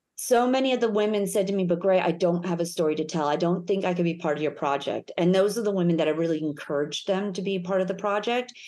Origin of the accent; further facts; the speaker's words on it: United States; now in Melbourne, Australia; I'm American